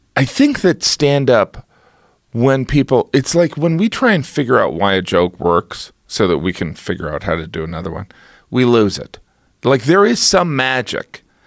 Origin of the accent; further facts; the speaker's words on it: United States; I am an American